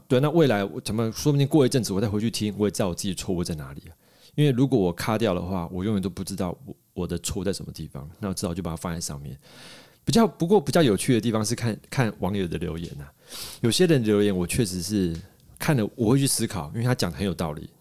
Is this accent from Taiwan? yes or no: yes; Taiwan; moved away; 所以我台湾人在这个时候，在机要关头，我不能回家